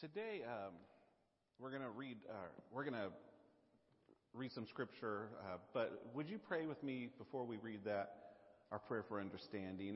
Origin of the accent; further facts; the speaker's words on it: the South, United States; accent: southern; my southern accent